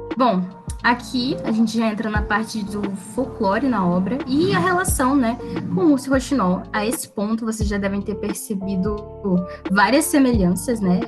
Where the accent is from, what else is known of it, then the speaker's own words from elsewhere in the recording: Brazil; a gente é brasileiro